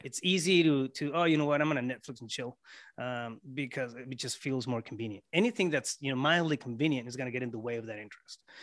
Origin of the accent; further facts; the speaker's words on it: Yuma, Arizona, United States; also born or lived in Mexico; I was born, um, born and raised in Yuma, Arizona, but, uh, we lived on the Mexico side for a while